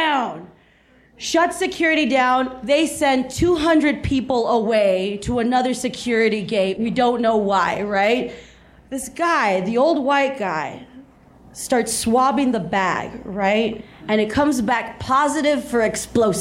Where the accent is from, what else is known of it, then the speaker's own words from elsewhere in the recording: South Texas, United States; moved away as an adult; also born or lived in New York; I grew up in South Texas, and I grew up with Mexicans. So then when I moved to New York